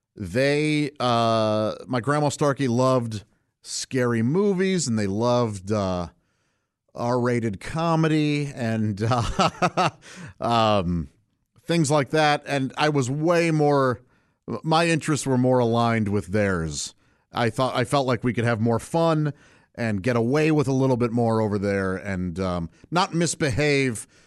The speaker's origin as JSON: {"language": "English", "town": "St. Louis", "region": "Missouri", "country": "United States", "tie": "born or raised there", "said": "I grew up in St. Louis, Missouri, uh, with my parents and three brothers"}